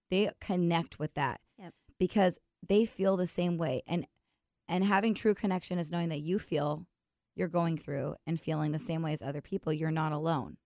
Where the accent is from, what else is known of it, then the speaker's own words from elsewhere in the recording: Washington, United States; I'm from Washington. I'm a branch manager